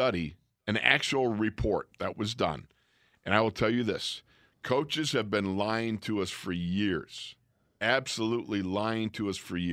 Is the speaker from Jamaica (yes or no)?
no; Orchard Park, New York, United States; growing up in Buffalo, New York, Orchard Park, New York, watching the Buffalo Bills.